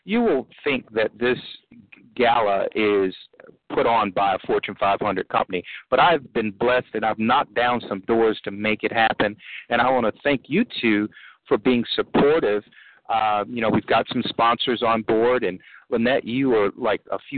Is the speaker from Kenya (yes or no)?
no; Midwest, United States; now in Maryland, United States; I'm originally from the Midwest